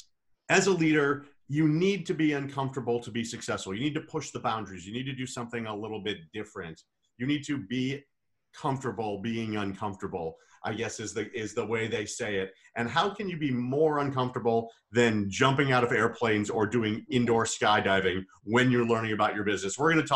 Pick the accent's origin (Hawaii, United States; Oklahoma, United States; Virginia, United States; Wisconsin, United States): Wisconsin, United States; Bayside; I'm from Bayside, Wisconsin